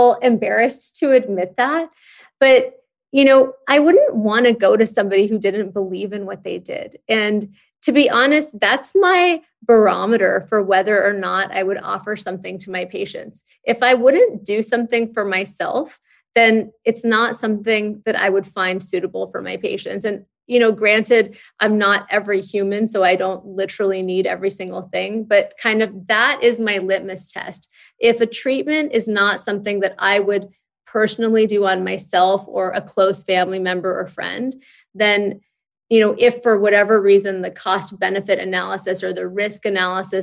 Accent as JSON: {"language": "English", "town": "Santa Monica", "region": "California", "country": "United States", "tie": "born or raised there", "moved": "yes", "lives_now": "New York City, United States", "said": "My husband and I grew up in Santa Monica"}